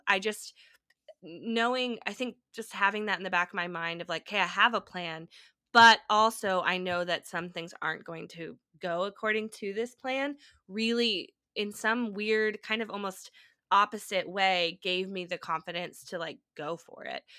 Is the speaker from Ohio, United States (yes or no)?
no; California, United States; moved away as an adult; also born or lived in Nashville; moving back to my home state in California